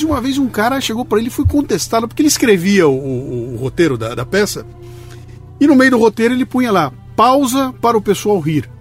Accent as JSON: {"language": "Portuguese", "town": "Bauru", "region": "São Paulo", "country": "Brazil", "accent": "bauruense", "said": "meu sotaque bauruense"}